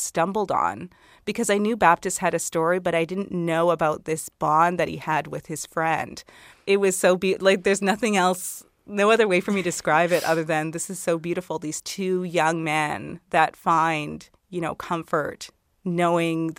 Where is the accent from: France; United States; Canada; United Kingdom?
Canada; Okotoks, Alberta; also born or lived in High River, Alberta; I was born in High River, you know, and I grew up in the Okotoks area, so just south of Calgary